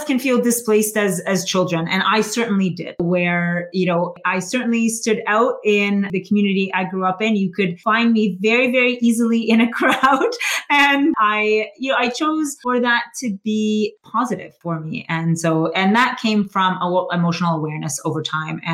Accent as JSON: {"language": "English", "country": "Canada", "tie": "born or raised there", "said": "I grew up here in Canada"}